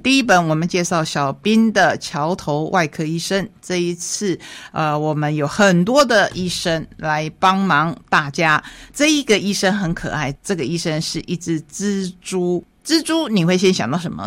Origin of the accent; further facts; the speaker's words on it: Taiwan; 在我们台湾